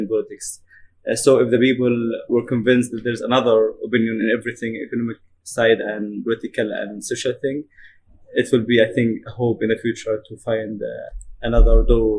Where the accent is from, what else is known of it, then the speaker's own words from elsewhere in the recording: Egypt; moved away; I'm from Egypt.